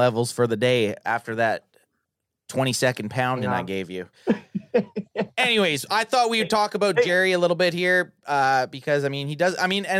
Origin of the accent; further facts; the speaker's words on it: Canada; We're Canadians.